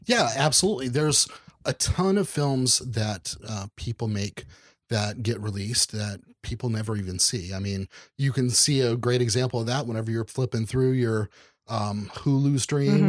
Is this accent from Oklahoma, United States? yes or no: yes; Oklahoma, United States; moved away as an adult; also born or lived in Dallas / Houston / Los Angeles; now in Kansas City, United States; growing up in Oklahoma